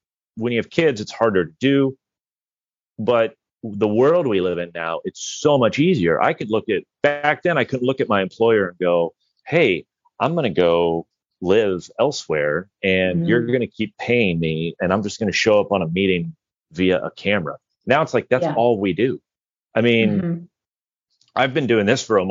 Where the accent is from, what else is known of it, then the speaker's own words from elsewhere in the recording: Indiana, United States; moved away; I'm originally from Indiana